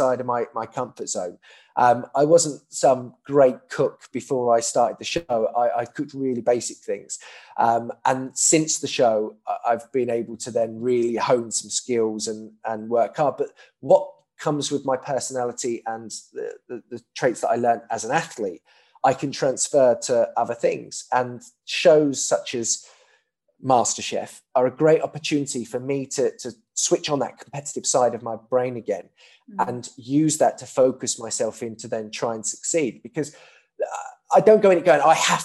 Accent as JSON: {"language": "English", "town": "Milton Keynes", "region": "South East England", "country": "United Kingdom", "said": "I'm from Bletchley in Milton Keynes"}